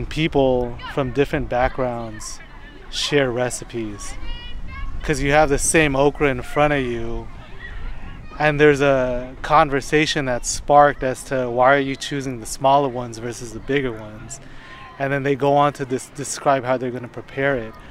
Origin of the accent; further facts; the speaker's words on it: Los Angeles, California, United States; I grew up on Western and Melrose.